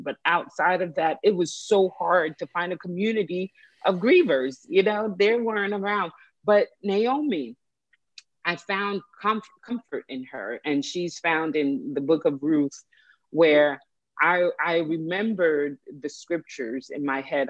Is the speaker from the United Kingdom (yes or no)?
no; Haiti; now in United States; I was born in Haiti